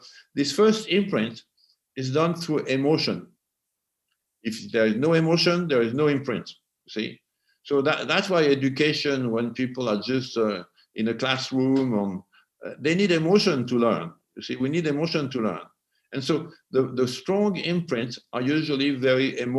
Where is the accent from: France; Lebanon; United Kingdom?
France; English is a second language; moved away as an adult; also born or lived in Los Angeles, United States; now in United States; I was born in France and today I'm an American